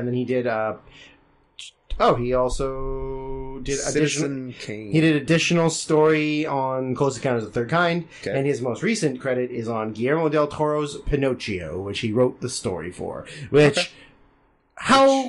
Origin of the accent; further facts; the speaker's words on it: Montreal, Quebec, Canada; And he's wearing a Montreal Expos hat because I'm from Montreal.